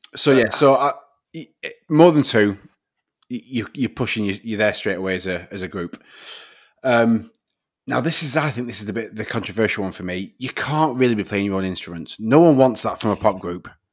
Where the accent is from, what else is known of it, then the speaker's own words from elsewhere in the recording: the north of England, United Kingdom; accent: Northern; my Northern accent